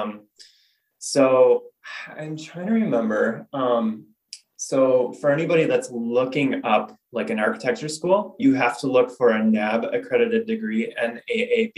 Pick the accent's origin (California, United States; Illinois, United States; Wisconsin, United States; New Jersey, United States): Wisconsin, United States; I initially actually wanted to be a farmer, which is kind of stereotypical, I guess, with anybody growing up in Wisconsin